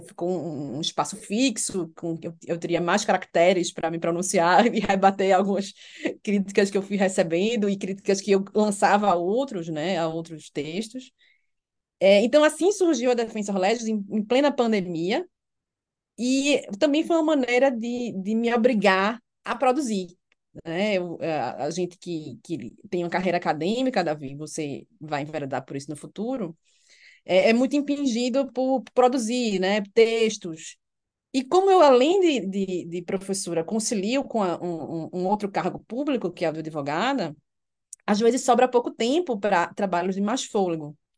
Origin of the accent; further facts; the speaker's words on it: Recife, Pernambuco, Brazil; moved away as an adult; also born or lived in Alicante, Spain; now in Brasília, Brazil; nasci e cresci no Recife, me formei na Universidade Federal de Pernambuco e vim para Brasília